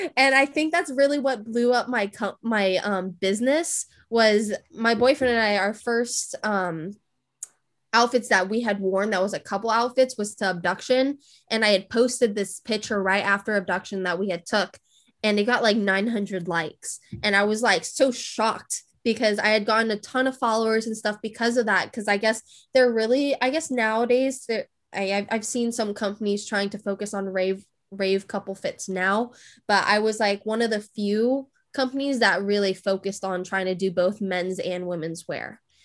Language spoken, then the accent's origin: English; California, United States; moved away; I'm originally from California.